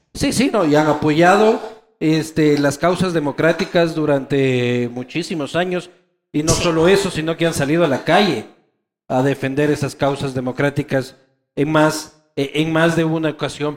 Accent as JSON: {"language": "Spanish", "town": "Quito", "region": "Pichincha", "country": "Ecuador", "said": "quiteños somos así"}